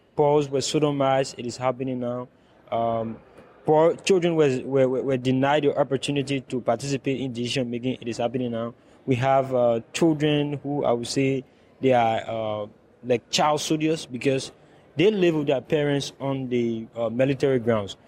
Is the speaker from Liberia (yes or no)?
yes; Liberia; I come from the Republic of Liberia and I live in West Point, that is a slum in, uh, Monrovia